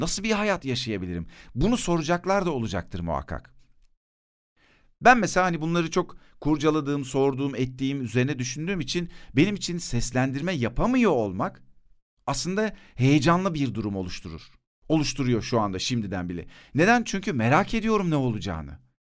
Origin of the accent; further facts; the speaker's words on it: Turkey; Bana demişler ki bu topraklarda doğdun Türksün sen.